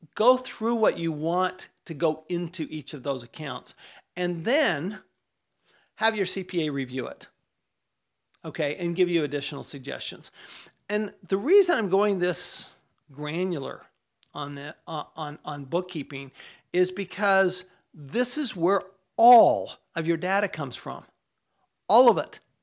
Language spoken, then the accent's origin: English; Utah, United States; I grew up in Utah